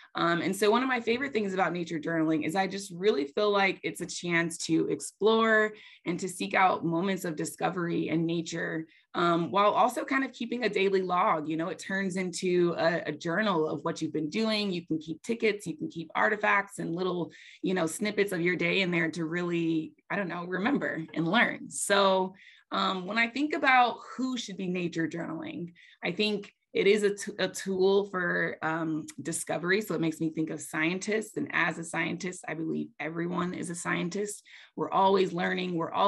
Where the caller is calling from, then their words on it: Asheville, North Carolina, United States; I am calling in from Asheville, North Carolina, which is the land of the Eastern Band of the Cherokee Indians.